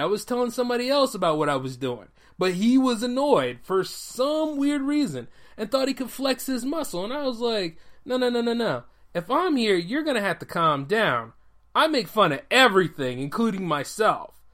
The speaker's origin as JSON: {"language": "English", "country": "United States", "said": "me as an American living here"}